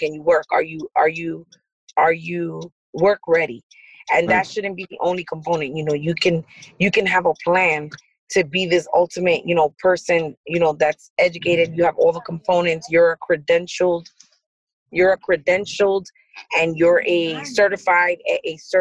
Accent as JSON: {"language": "English", "region": "New York", "country": "United States", "tie": "born or raised there", "moved": "yes", "lives_now": "Paterson, United States", "said": "I grew up in New York, but I live in Patterson."}